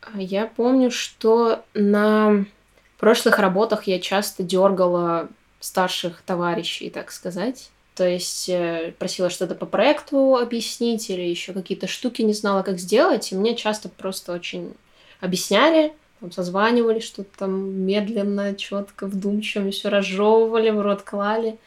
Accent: Kirovsk, Murmansk Oblast, Russia; moved away as an adult; also born or lived in Apatity; now in Saint Petersburg, Russia; в моем родном городе у нас два городка Кировская и Апатиты. Вот, я живу в Кировске, работала в Апатитах

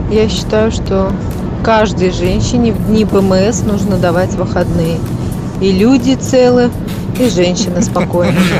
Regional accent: Moscow, Russia; А, я из Москвы.

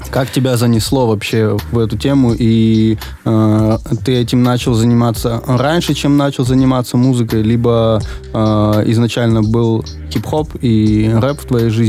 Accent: Veliky Novgorod, Novgorod Oblast, Russia; я из Великого Новгорода, и там примерно столько же людей.

